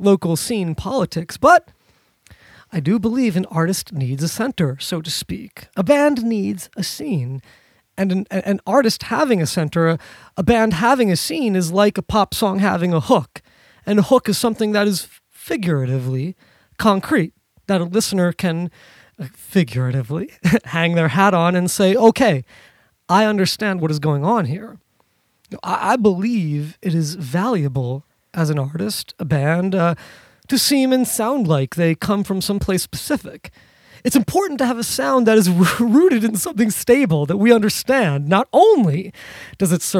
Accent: New York City, New York, United States; Not just a New Yorker, but being from, born and raised in New York City

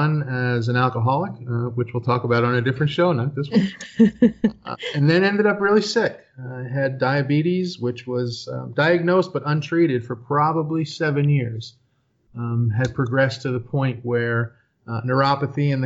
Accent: Philadelphia, Pennsylvania, United States; now in Poconos, United States; I grew up in Philadelphia, Pennsylvania.

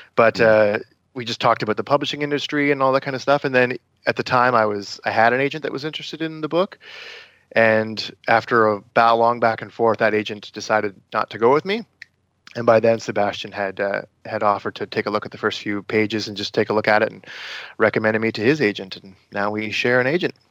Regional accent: Brighton, Ontario, Canada; my hometown of Brighton, Ontario

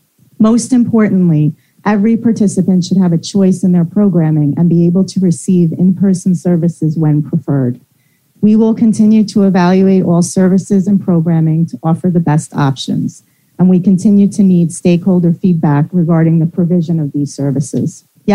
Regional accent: New York, United States; now in Newburgh, United States; I'm originally from Rockland, but I'm based in Newburgh, so Orange County.

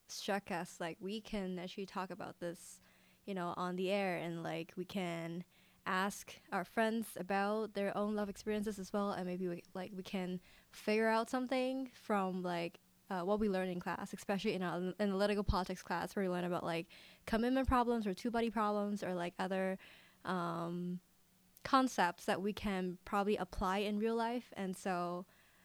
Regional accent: Hong Kong; also born or lived in Michigan, United States; now in Chicago, United States; I'm from Hong Kong.

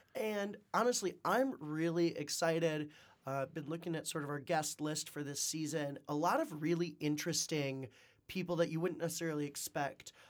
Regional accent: Wisconsin, United States; moved away as an adult; also born or lived in Nebraska / China; now in Detroit, United States; I'm originally from Shaniqua, Wisconsin

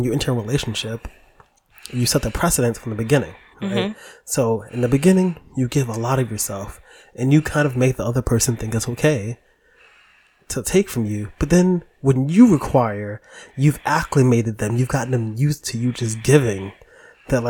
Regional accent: New York City, New York, United States; I'm from the Bronx

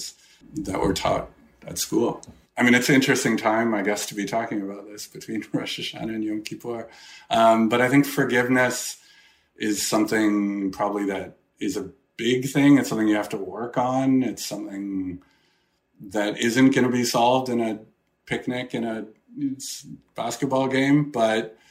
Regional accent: Edmonton, Alberta, Canada; growing up in Edmonton, which had a small community

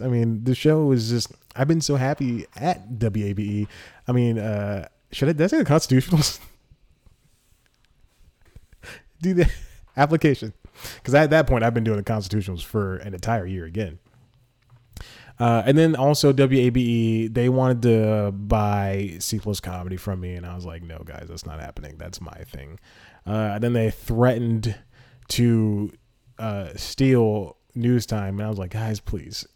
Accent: Georgia, United States; accent: Georgia; I was born and raised in Georgia

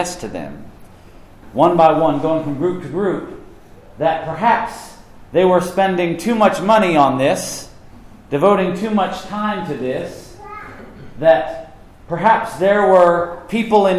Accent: Knoxville, Tennessee, United States; moved away as an adult; also born or lived in South Carolina; Knoxville's my hometown. I'm an East Tennessean

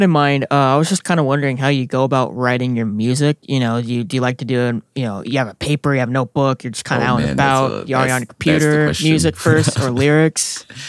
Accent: Singapore; We're related. I'm from Singapore.

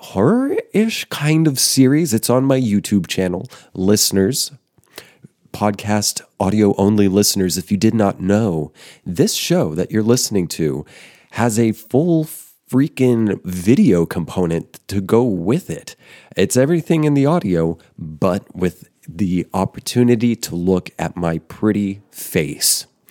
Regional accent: Denver, Colorado, United States; moved away; I'm from Denver, Colorado originally

